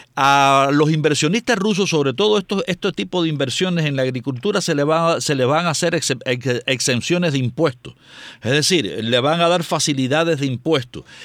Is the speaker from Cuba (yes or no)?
yes; Cuba; lo digo como cubano